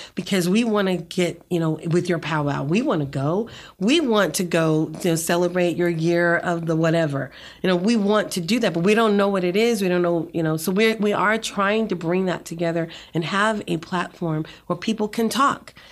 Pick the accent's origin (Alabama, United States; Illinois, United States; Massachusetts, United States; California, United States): Massachusetts, United States; Boston; moved away as an adult; now in Rio Grande Valley, Texas, United States; I'm from Boston, Massachusetts, and I was bused to an all-white school